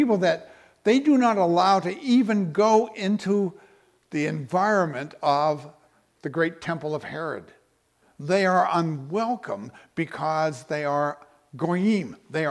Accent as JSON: {"language": "English", "region": "Texas", "country": "United States", "said": "maybe because of the way we dress or the way we act or the fact that we're from Texas."}